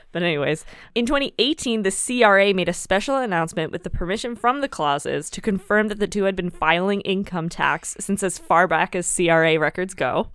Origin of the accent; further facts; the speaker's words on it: Canada; As a Canadian